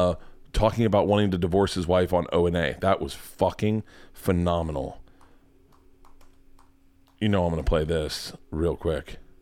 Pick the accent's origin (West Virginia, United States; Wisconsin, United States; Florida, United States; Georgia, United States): Georgia, United States; College Park; College Park is a part of Atlanta, just so you know. I'm from College Park.